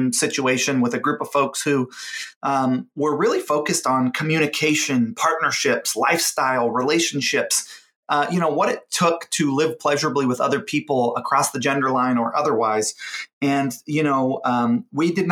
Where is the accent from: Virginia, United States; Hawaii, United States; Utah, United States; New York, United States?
Hawaii, United States; I grew up in Hawaii, and Hawaii has a very strong Japanese influence.